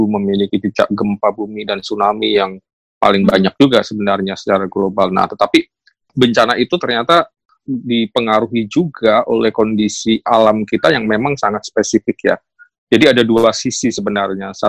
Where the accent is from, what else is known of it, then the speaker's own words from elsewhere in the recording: Java, Indonesia; saya kebetulan kan besar di Jawa ya, tetapi ketika kemudian saya ke Papua, saya merasakan yang berbeda, makan yang berbeda dan seterusnya.